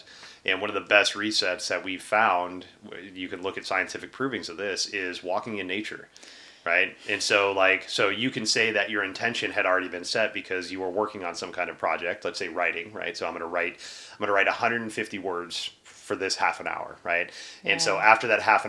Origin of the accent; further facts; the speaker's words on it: Texas, United States; moved away; also born or lived in Pacific Northwest; I was from Texas